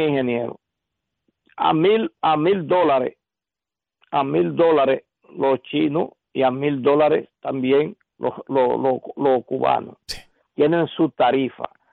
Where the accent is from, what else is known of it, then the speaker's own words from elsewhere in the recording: San Juan de la Maguana, San Juan, Dominican Republic; Mi pueblo, natal. San Juan de la Maguana